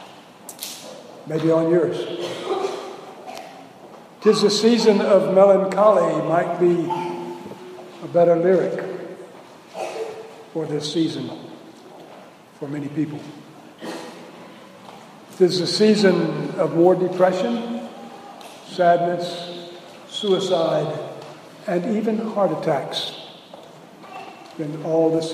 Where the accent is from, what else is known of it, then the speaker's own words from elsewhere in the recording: South Louisiana, United States; moved away as an adult; also born or lived in Kentucky; We're from South Louisiana. I was 40 years old before I ever saw a white Christmas, and I had to move to Kentucky to do it.